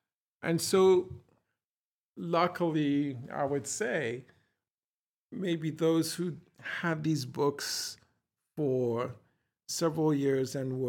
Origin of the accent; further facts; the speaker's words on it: Ghana; I said, from Ghana. And he said, oh, great.